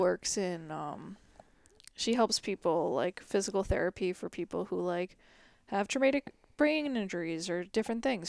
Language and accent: English; United States; being an American